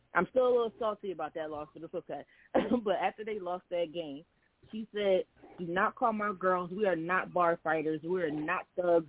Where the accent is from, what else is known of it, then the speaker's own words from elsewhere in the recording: Philadelphia, Pennsylvania, United States; also born or lived in South Jersey; I grew up playing in Philadelphia and South Jersey, especially in Philly, us all we do is trash talk 24-7